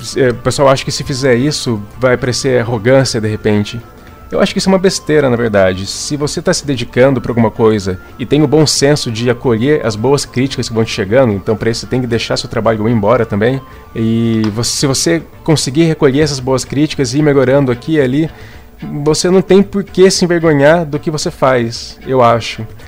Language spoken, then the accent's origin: Portuguese; Campinas, São Paulo, Brazil; eu sou de Campinas, São Paulo